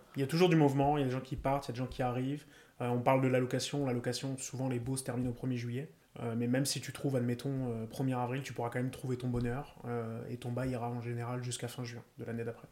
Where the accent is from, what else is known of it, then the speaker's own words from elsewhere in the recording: Paris region, Île-de-France, France; moved away as an adult; now in Montreal, Canada; Je viens de région parisienne